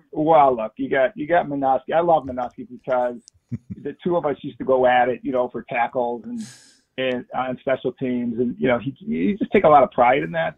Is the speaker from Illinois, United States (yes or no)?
yes; Chicago, Illinois, United States; I grew up in Chicago